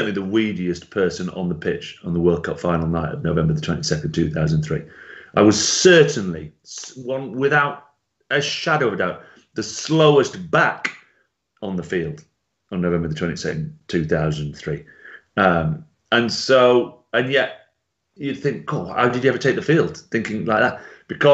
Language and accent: English; Lancashire, North West England, United Kingdom; also born or lived in Italy; I grew up in Italy for the first 5 years. So I was just brought up in a little Lancastrian village